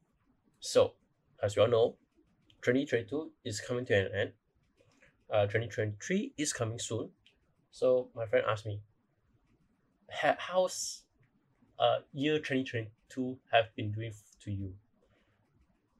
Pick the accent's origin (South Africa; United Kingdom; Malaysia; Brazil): Malaysia; I'm from Malaysia